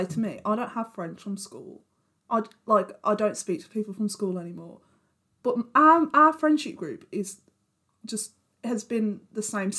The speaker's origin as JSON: {"language": "English", "region": "West Midlands", "country": "United Kingdom", "accent": "West Midlands"}